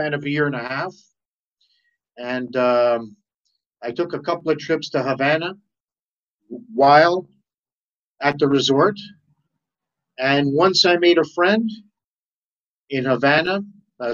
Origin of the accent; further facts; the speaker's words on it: Toronto, Ontario, Canada; I was born here in Toronto, Canada, onto Italian parents